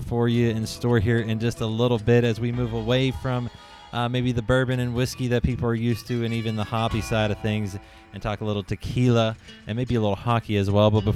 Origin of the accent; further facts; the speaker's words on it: just outside of Pittsburgh, Pennsylvania, United States; I technically was born in Pittsburgh, but raised just outside of Pittsburgh